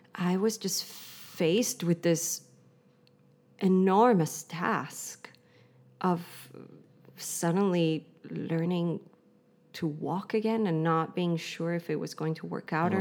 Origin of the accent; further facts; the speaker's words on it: Kauai, Hawaii, United States; moved away as an adult; now in Berlin, Germany; I am from Hawaii. I have French. Um, and I grew up on the island of Kauai.